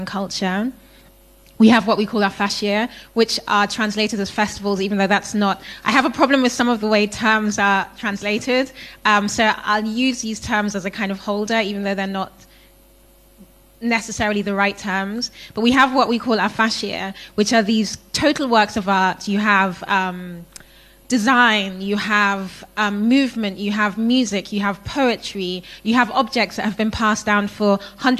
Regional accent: Ghana; So I'm from Ghana. I live in Ghana.

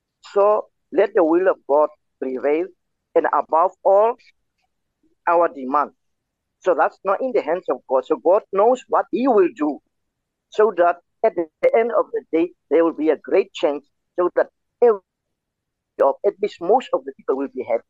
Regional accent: Namibia; As a Namibian

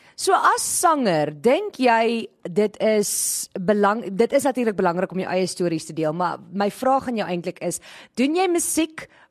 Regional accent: Groblersdal, Limpopo, South Africa; ek's in Groblersdal gebore

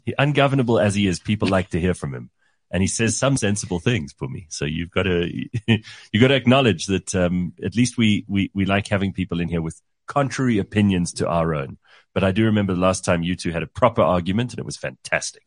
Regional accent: South Africa; as a South African

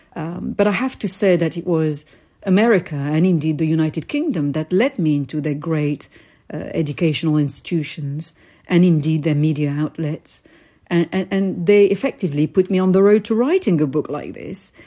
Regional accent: Paris, Île-de-France, France; I was born in Paris to Algerian parents

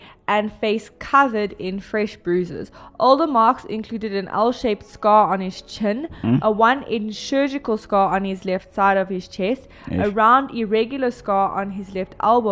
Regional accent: South Africa; I am South African

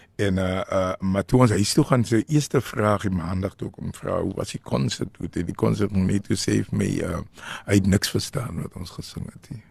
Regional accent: Western Cape, South Africa; al het ons in die Kaap groot geword

